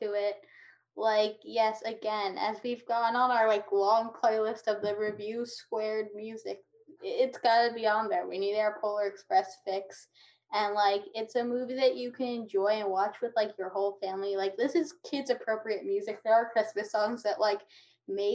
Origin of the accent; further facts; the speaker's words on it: New York, United States; I grew up in New York